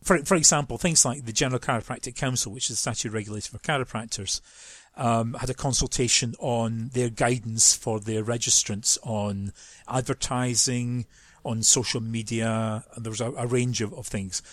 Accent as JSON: {"language": "English", "region": "Scotland", "country": "United Kingdom", "moved": "as an adult", "lives_now": "London, United Kingdom", "said": "Those who know accents will know I'm, I'm not from London. I am from, from Scotland"}